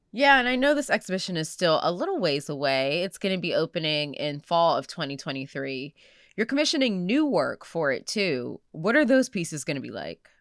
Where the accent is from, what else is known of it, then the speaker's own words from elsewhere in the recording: Pittsburgh, Pennsylvania, United States; I spent a lot of my life growing up in Oakland